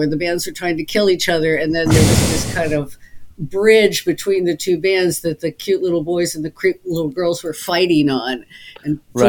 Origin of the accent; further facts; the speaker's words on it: St. Louis, Missouri, United States; moved away as an adult; also born or lived in Boston; now in Long Beach, United States; I'm from St. Louis, but I prefer Kansas City.